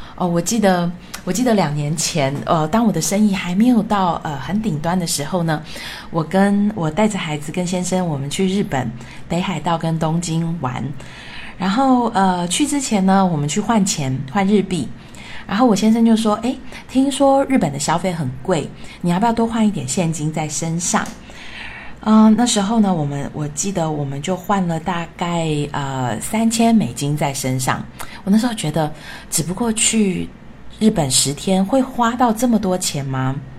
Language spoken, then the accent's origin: Chinese; Taiwan; moved away as an adult; also born or lived in France / United States; 我是从小在台湾长大的小孩